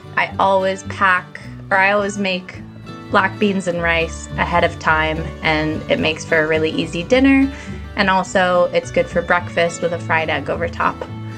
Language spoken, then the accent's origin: English; United States; now in United Kingdom; I'm an American living over in the UK.